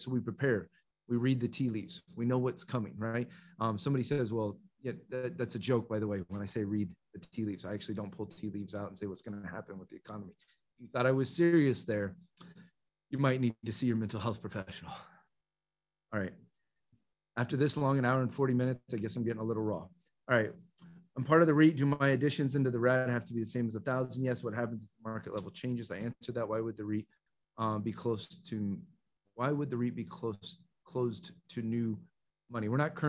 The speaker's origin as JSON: {"language": "English", "country": "Canada", "said": "I'm a Canadian investor and they should be aware of taxes."}